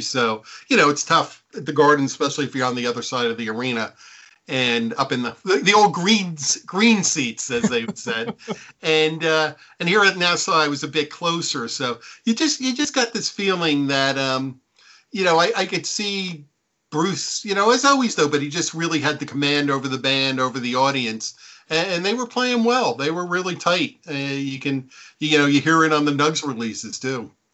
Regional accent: Neptune, New Jersey, United States; grew up on the Jersey Shore. I grew up in Neptune, which is the town next to Asbury Park

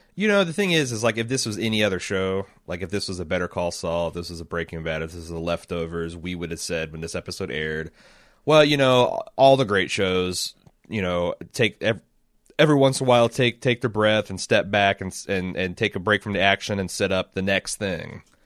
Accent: Ohio, United States; I'm from Ohio

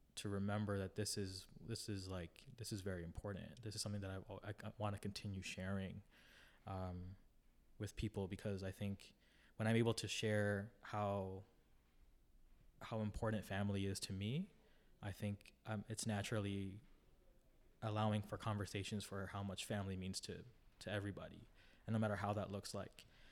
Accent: Toronto, Ontario, Canada; I grew up in the Jane and Lawrence area in the western, western, um, part of Toronto

